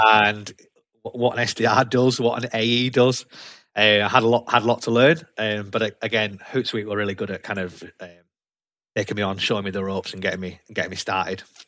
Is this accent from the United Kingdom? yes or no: yes; Leeds, Yorkshire and the Humber, United Kingdom; accent: broad Yorkshire; moved away as an adult; also born or lived in London / Newcastle; now in Gateshead, United Kingdom; I've got a broad Yorkshire accent because I was brought up in Leeds, lived there for a long time, and then moved to the northeast about seven years ago